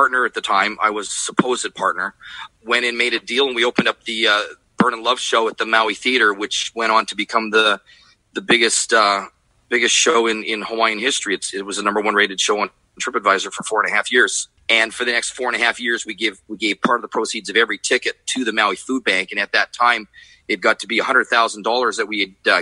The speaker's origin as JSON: {"language": "English", "town": "Edmonton", "region": "Alberta", "country": "Canada", "tie": "born or raised there", "said": "I'm originally born and raised in Edmonton, Alberta"}